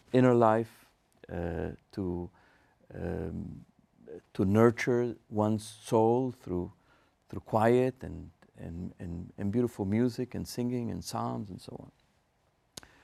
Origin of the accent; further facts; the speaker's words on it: Argentina; moved away as an adult; I grew up in Argentina in Marshalls Congregation